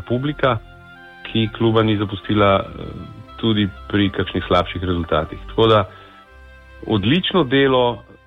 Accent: Slovenia

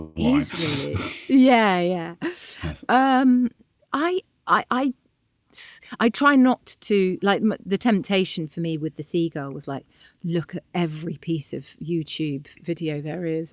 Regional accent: Bath, South West England, United Kingdom; I was born in Bath

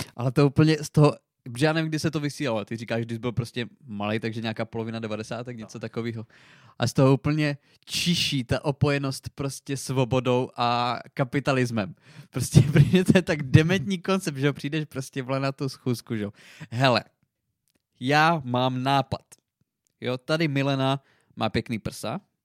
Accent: Přerov, Olomouc Region, Czechia; u nás v Přerově

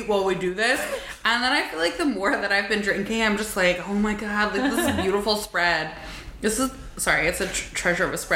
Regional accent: New England, United States; I'm from New England.

